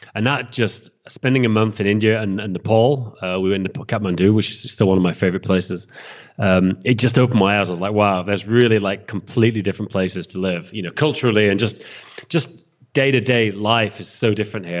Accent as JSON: {"language": "English", "region": "England", "country": "United Kingdom", "moved": "as an adult", "lives_now": "Prague, Czech Republic", "said": "I'm from England"}